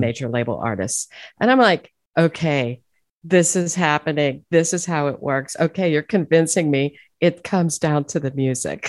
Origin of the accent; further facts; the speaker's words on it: Youngstown, Ohio, United States; moved away as an adult; also born or lived in Pittsburgh, Pennsylvania; now in Nashville, United States; I'm from Youngstown, Ohio, and migrated over there to Pittsburgh